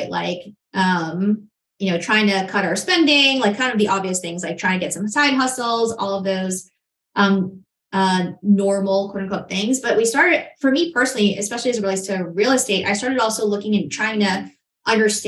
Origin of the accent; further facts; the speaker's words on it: New York City, New York, United States; moved away as an adult; now in Charlotte, United States; Growing up in Queens, New York, I was looking around the neighborhood I grew up